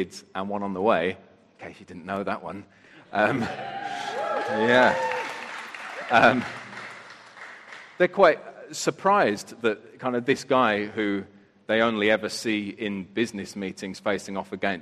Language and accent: English; United Kingdom; I'm British